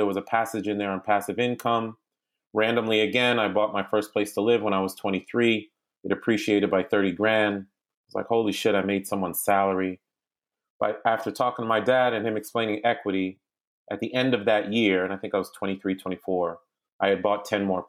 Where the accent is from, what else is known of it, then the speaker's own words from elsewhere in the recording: Boston, Massachusetts, United States; moved away as an adult; also born or lived in New York; now in Washington, United States; Listen, I'm an immigrant kid. I grew up. My family's from Haiti. I grew up born in New York, raised in Boston, and I grew up there through 18, and I got down to D.C. by way of University of Virginia.